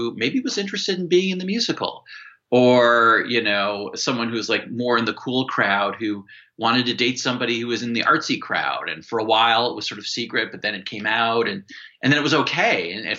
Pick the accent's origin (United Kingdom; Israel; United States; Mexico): United States; Midwest; I come from the Midwest, and one of the things about being from the Midwest is like you're not allowed to get angry